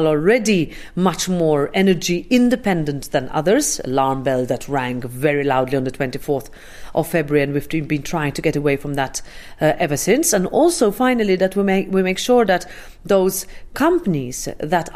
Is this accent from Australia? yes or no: no; Malta; I'm Maltese